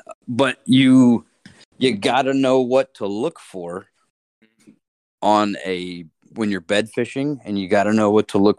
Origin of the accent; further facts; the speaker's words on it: Florida, United States; growing up in Florida